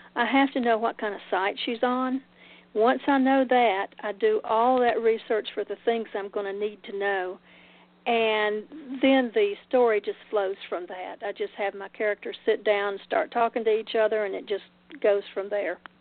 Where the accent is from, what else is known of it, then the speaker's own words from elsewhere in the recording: Oak Ridge, Tennessee, United States; moved away; also born or lived in Macon; We recently moved back to Oak Ridge, which is my Oak Ridge, Tennessee, which is my hometown